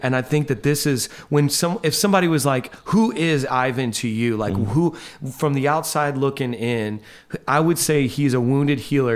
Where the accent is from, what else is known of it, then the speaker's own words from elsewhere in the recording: Indiana, United States; moved away as an adult; now in New York, United States; I'm this guy from Indiana